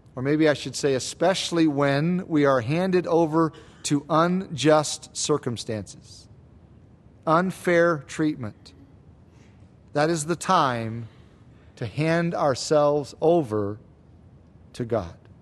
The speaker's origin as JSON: {"language": "English", "country": "United States", "said": "us as American Christians."}